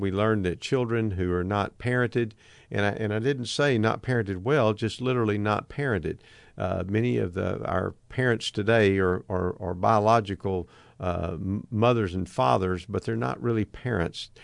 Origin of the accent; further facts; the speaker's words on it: United States; my frame of reference is being an American